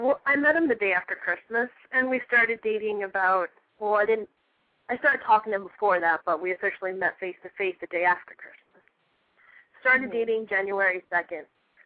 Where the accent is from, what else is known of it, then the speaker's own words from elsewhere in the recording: Cape Coral, Florida, United States; I'm 17, and I hail from Cape Coral, Florida.